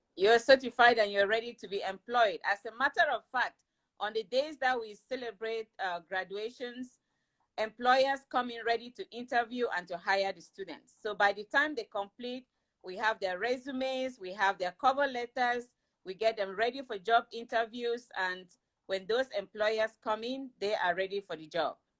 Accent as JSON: {"language": "English", "country": "Cameroon", "moved": "yes", "said": "I am originally from Cameroon in West Africa"}